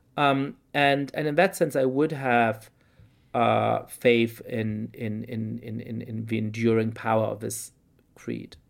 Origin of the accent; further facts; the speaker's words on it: Germany; now in United States; I grew up in Germany in perfectly comfortable but somewhat complicated circumstances